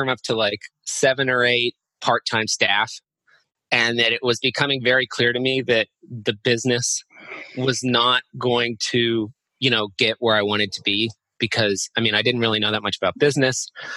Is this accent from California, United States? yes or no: yes; Los Angeles, California, United States; moved away as an adult; now in Hong Kong; I am a American millennial from the West Coast, Los Angeles to be exact, and I moved to Hong Kong a little over 5 years ago